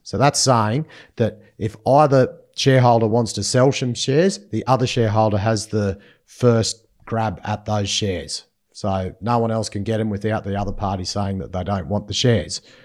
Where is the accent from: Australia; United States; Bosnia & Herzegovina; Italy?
Australia; Inverell, New South Wales; my hometown, sunny in Vyrrell